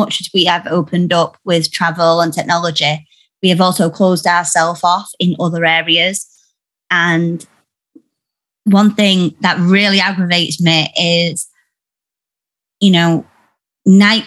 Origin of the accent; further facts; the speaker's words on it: Yorkshire and the Humber, United Kingdom; I'm from Yorkshire, and all the women are quite bold